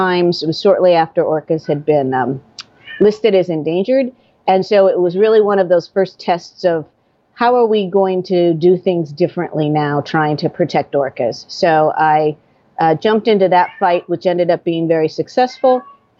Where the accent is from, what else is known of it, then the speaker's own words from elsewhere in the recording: Midwest, United States; moved away as an adult; now in Vashon Island, United States; I grew up in the Midwest, so about as far away from any marine waters